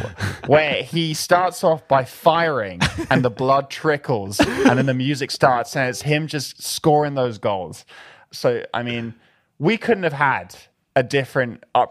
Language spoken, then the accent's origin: English; London, United Kingdom; Growing up in London was your typical British schoolboy lifestyle.